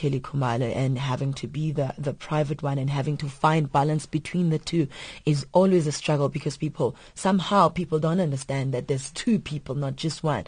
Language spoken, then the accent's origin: English; South Africa; I was born in South Africa